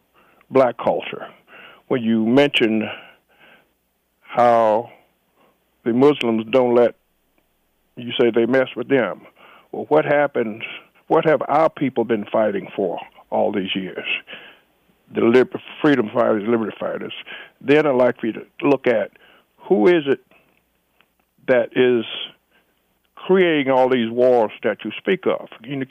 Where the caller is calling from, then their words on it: Washington, District of Columbia, United States; calling from Washington, D.C.